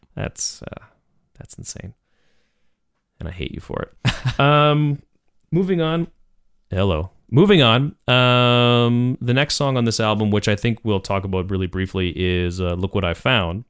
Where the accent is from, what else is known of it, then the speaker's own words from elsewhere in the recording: Canada; we were Canadian, we love being Canadian